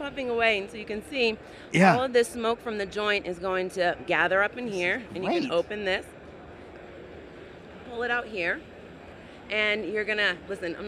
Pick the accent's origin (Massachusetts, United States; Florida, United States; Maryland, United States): Massachusetts, United States; Boston; moved away; I'm originally from Boston. And so you can imagine how freezing cold we get outside.